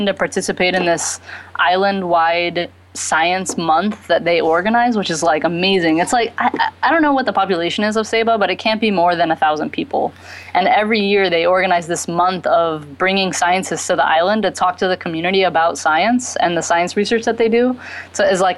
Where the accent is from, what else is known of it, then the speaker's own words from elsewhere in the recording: Texas, United States; moved away; also born or lived in Bahamas; I grew up in Texas